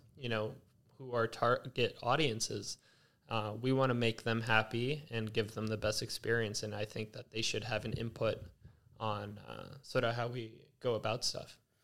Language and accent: English; Los Angeles, California, United States; now in Culver City, United States; born and raised in Las Feliz, uh, recently, this past year, moved to Culver City